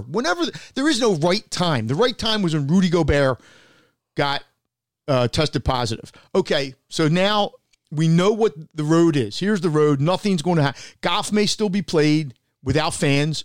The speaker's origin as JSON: {"language": "English", "country": "United States"}